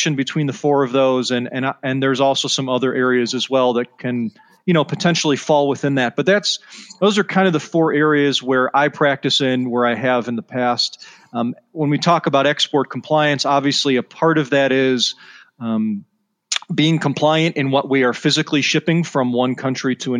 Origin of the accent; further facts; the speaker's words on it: Evanston, Illinois, United States; I'm from the Chicago area originally. So I grew up a Northwestern Wildcats fan, which is a tough team to root for, and grew up in Evanston, Illinois, went to high school there